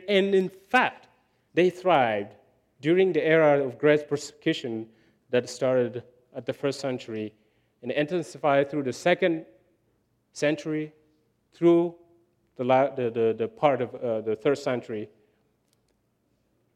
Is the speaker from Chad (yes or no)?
yes; Chad; moved away; I grew up in Chad, no electricity.